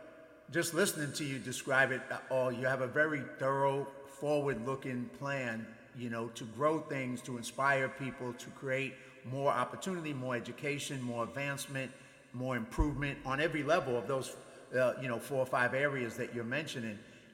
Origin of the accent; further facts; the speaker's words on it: New York City, New York, United States; I grew up in the ghetto. I grew up in the South Bronx in New York in poverty.